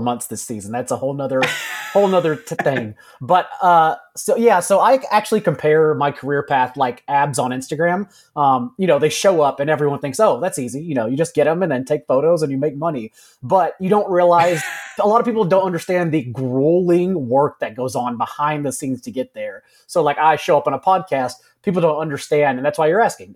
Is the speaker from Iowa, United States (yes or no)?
no; Texas, United States; Wrote for a hometown newspaper, wrote for other newspapers around the my home state of Texas.